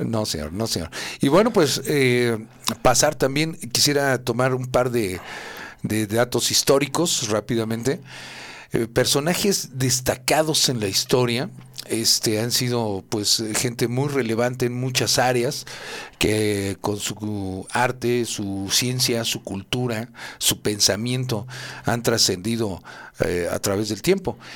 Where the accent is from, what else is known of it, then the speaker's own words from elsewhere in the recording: Tlalnepantla, State of Mexico, Mexico; soy de Tlane y los de Tlane así somos